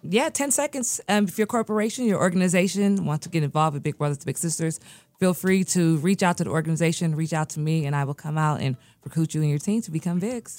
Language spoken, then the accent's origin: English; United States; also born or lived in Nigeria; I was born in America. Um, four days later, my parents moved back to Nigeria